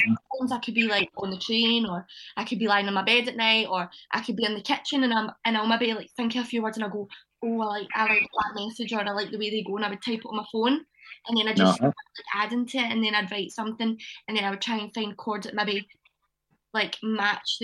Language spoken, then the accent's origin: English; Johnstone, Scotland, United Kingdom; my hometown, Johnston